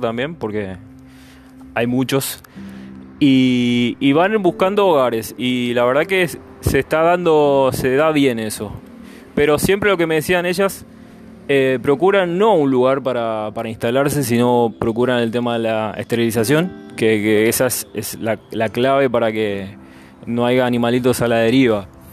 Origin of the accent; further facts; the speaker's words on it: Argentina; moved away as an adult; yo soy argentino, yo hace cuatro años que vivo acá